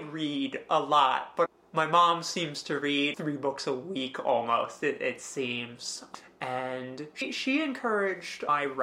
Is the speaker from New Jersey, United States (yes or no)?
yes; Edison, New Jersey, United States; I was born in Central Jersey, and I still live in Central Jersey.